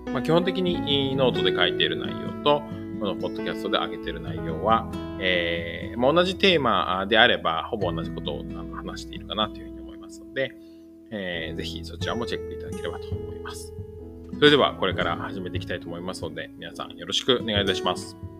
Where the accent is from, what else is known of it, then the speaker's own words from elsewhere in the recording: Kanagawa, Japan; moved away as an adult; also born or lived in Kanto; now in Fukuoka, Japan; 現在は、えー、福岡県福岡市に住んでいますが、出身は神奈川県です